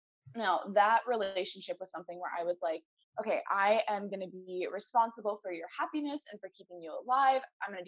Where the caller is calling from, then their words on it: Portland, Oregon, United States; I'm in Portland, Oregon, which is kind of halfway around the world.